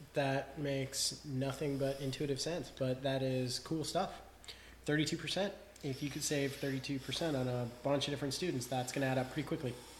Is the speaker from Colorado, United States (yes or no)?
yes; Denver, Colorado, United States; my hometown of Denver